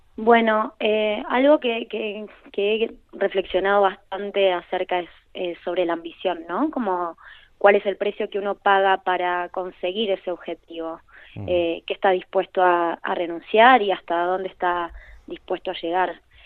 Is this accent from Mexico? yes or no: no; Argentina; now in Spain; trabajo en Buenos Aires